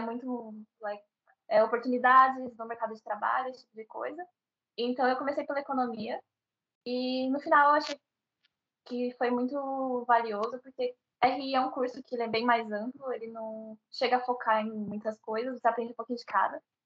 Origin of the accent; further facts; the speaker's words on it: Santo André, São Paulo, Brazil; moved away as an adult; now in Seoul, South Korea; criada em Santo André, que é a região metropolitana de São Paulo